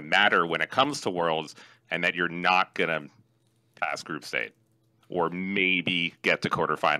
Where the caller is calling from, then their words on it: New York City, New York, United States; New York City.